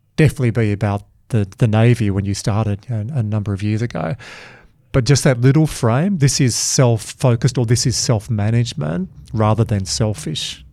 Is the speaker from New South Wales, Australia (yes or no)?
yes; Dubbo and Glen Innes and Yass and Wagga, New South Wales, Australia; I'm from Dubbo and Glen Innes and Yass and Wagga